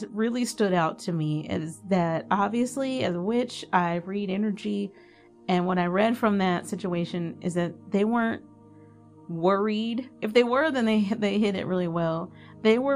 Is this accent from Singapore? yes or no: no; Dallas, Texas, United States; I'm from Dallas